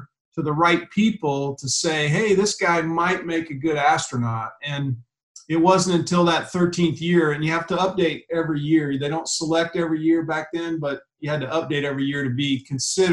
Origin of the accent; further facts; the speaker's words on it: Ashland, Nebraska, United States; moved away; I came from Ashland, Nebraska, with a population of about 1,800 people